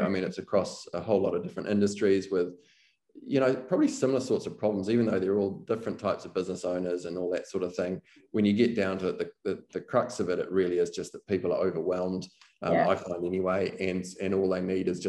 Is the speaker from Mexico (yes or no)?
no; New Zealand; being a New Zealander